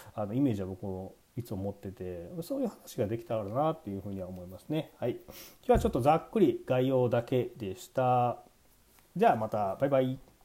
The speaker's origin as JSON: {"language": "Japanese", "region": "Kansai", "country": "Japan", "tie": "born or raised there", "said": "関西で生まれて、まあ、今も関西に住んでる"}